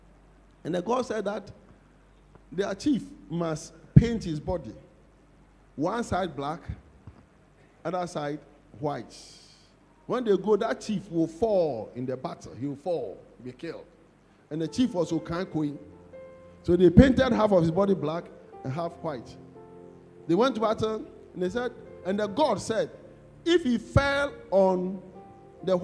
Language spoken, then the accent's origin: English; Kumasi, Ashanti, Ghana; We are from Kumeu. They put a mark. I'm the only one who hasn't got that mark.